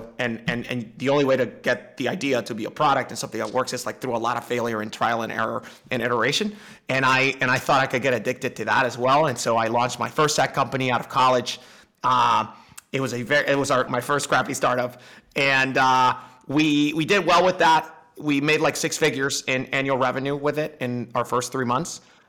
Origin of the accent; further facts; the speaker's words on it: Dominican Republic; I'm from the Dominican Republic. People can't see me, but I don't sound Dominican either.